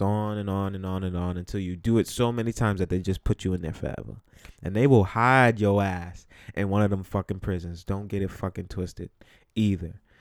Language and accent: English; New York City, New York, United States; growing up where I grew up or just in New York City